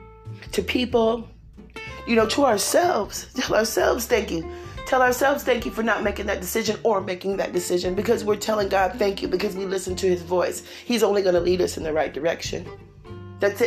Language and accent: English; California, United States; accent: California; I'm from California